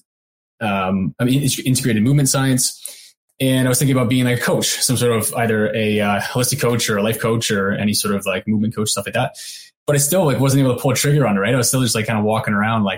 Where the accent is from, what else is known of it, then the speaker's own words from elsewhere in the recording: Canada; I went back home to Canada